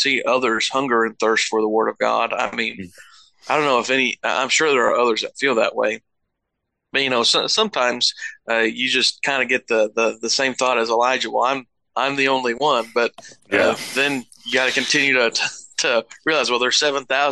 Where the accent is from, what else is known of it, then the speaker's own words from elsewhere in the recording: Lebanon, Missouri, United States; I grew up in Lebanon, Missouri